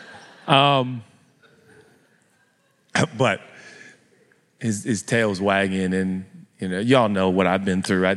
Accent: United States; we're American

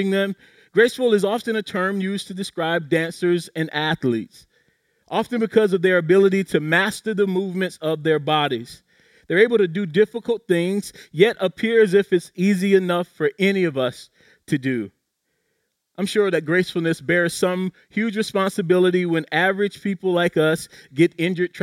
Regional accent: South Carolina, United States; accent: South Carolina; my South Carolina accent

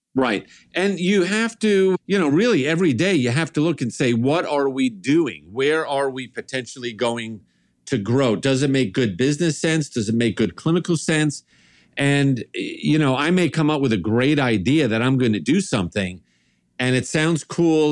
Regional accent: New York, United States; me growing up in New York, big Italian family, sort of your stereotypic New York Italian family

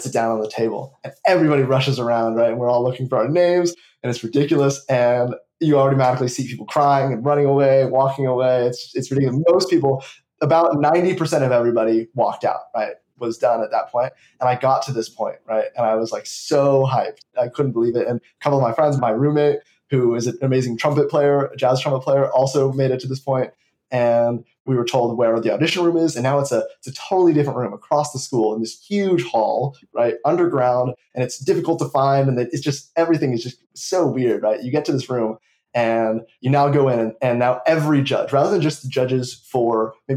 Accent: Los Angeles, California, United States; I am from Los Angeles, California

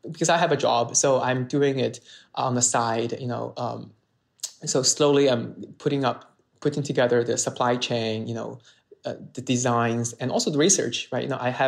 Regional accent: Sichuan, China; English is a second language; also born or lived in Beijing; I went to college in Beijing, and I moved to Beijing, and I'm from Sichuan, and the Sichuan food is famous for mala, right?

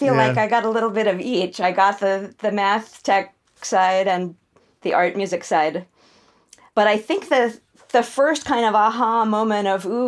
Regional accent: Santa Fe, New Mexico, United States; born there; I'm sort of from a lot of places. I was born in Santa Fe. That's where my mom grew up. But I only lived there as a baby because my parents were in the middle of moving to someplace in New York for a couple of years.

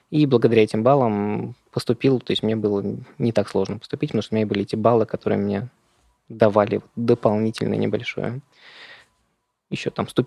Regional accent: Moscow, Russia; Я вырос в Москве

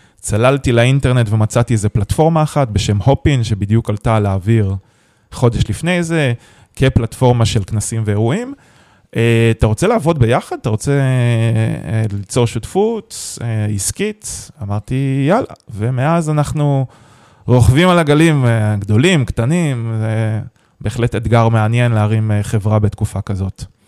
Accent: Haifa, Haifa District, Israel; also born or lived in San Francisco; אני חיפאי במקור

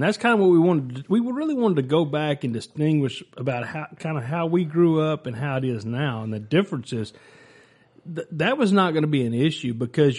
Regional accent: Rockdale, Texas, United States; So I grew up in the big city. I was actually born at the hospital here in Rockdale, Texas. So I'm a born and raised Rockdale guy.

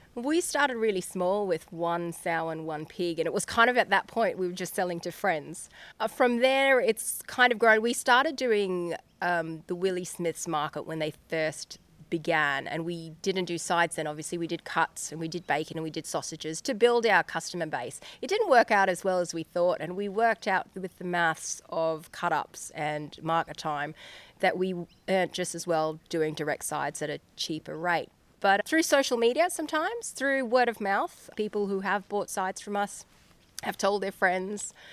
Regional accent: Queensland, Australia; now in Geeveston, Australia; we grew up in Queensland, both of us

